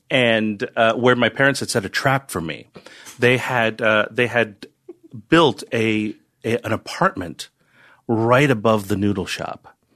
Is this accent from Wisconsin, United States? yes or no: no; New York / North Jersey, New Jersey, United States; also born or lived in Chinatown, New York / Bronx, New York / Bergen County, New Jersey / Yonkers, New York; Chinatown for, uh, f, first few years of my life. Then I went to high school in the Bronx. We lived in North Jersey